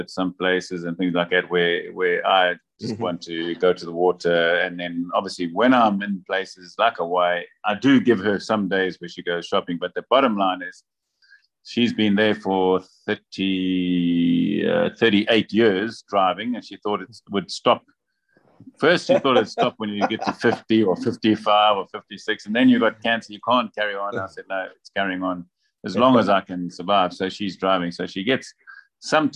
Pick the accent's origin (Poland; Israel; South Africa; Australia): South Africa; Durban, KwaZulu-Natal; moved away as an adult; now in Vila do Conde, Portugal; I was born in Durban, South Africa. And spent most of my life in Durban, and then moved to Portugal 6 years ago, just north of Porto, in a town called Vila do Conde